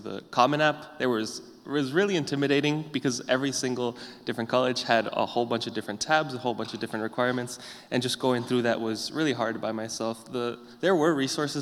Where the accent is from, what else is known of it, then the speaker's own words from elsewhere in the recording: Goshen, Indiana, United States; I'm here from Goshen